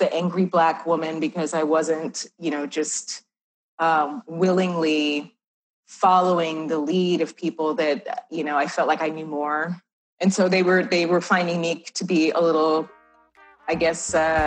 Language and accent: English; New York, United States; also born or lived in Southern California; now in Tucson, United States; I'm from New York originally